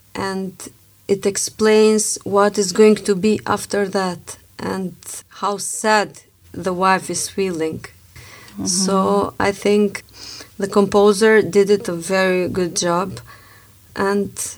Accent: Struga, North Macedonia; now in Pristina, Kosovo; I'm from Macedonia. We came from Struga.

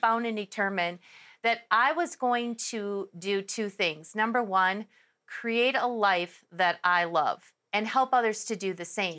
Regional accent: Milwaukee, Wisconsin, United States; moved away as an adult; now in Arizona, United States; I was born and raised in Milwaukee, Wisconsin.

